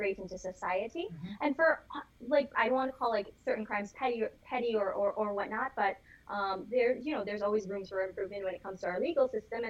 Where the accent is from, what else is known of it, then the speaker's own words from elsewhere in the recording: Florida, United States; we're all from Florida